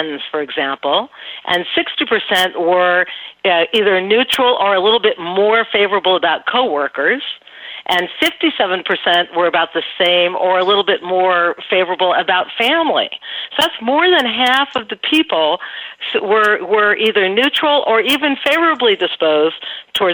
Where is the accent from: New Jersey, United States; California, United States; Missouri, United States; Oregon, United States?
California, United States; Los Angeles; moved away; also born or lived in New York; I grew up in Venice Beach, California